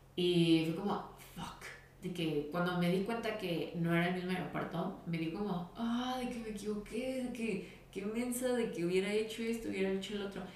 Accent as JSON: {"language": "Spanish", "town": "Guadalajara", "region": "Jalisco", "country": "Mexico", "said": "soy de Guadalajara"}